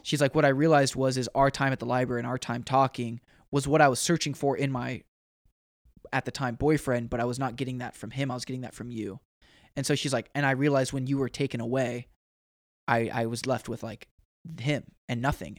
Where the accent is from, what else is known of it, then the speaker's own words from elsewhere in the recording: Oregon, United States; moved away; I'm from Oregon